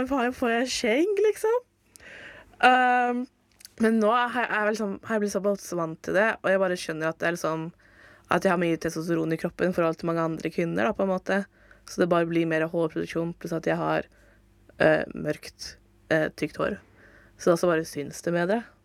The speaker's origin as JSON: {"language": "Norwegian", "area": "Fredrikstad area", "region": "Østfold", "country": "Norway", "moved": "yes", "lives_now": "Oslo, Norway", "said": "jeg som også er fra Fredrikstad-området"}